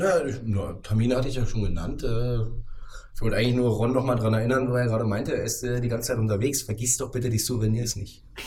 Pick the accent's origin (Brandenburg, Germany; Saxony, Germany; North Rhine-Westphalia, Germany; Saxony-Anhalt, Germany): Brandenburg, Germany; Potsdam; ich fühle mich sogar sehr wohl hier in Potsdam. Ähm, wie du ja vorhin schon mal kurz anklingen lassen hast, ich bin hier geboren, aufgewachsen, habe hier studiert.